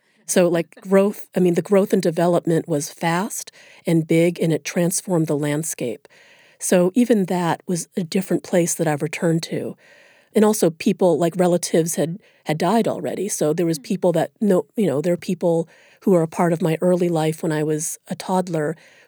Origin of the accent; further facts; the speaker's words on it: United States; As soon as I opened my mouth, I was read as an American, which of course I am, and that meant something good.